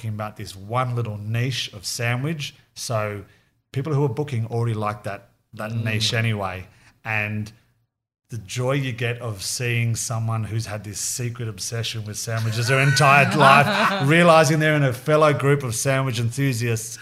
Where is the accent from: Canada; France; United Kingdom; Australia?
Australia; accent: Aussie; now in New York, United States; the Australian in America